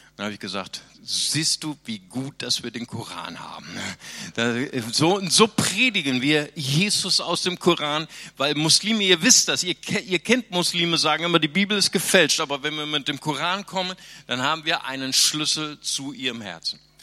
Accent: Bonn, North Rhine-Westphalia, Germany; moved away; also born or lived in Brazil

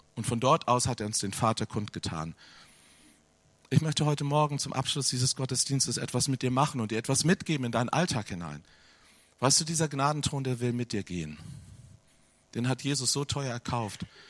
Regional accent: Hanover, Lower Saxony, Germany; Ich komme aus Hannover.

